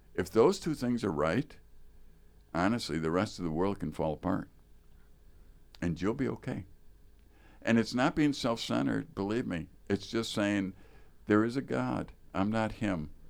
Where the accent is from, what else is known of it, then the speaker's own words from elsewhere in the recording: Chicago, Illinois, United States; now in Wisconsin, United States; I grew up in Chicago proper